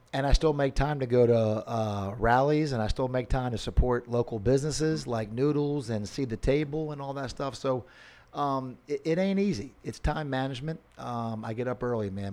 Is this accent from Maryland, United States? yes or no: yes; Annapolis, Maryland, United States; now in Naples, United States; I'm born and raised in Annapolis, Maryland, sailboat capital of the world, and a Navy town.